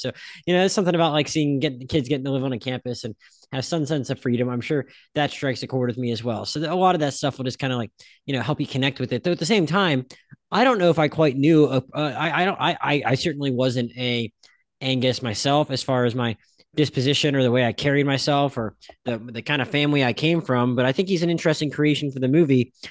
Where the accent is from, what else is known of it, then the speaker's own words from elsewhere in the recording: Pensacola, Florida, United States; also born or lived in Philadelphia; I lived in Philadelphia till I was five, and then I grew up in Pensacola